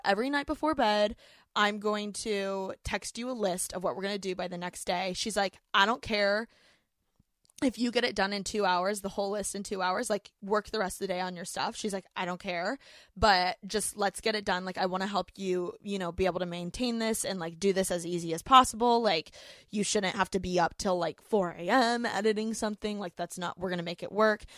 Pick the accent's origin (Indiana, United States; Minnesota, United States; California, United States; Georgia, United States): Indiana, United States; Bloomington; moved away as an adult; now in Los Angeles, United States; I am from Bloomington, Indiana. I was born in a small college town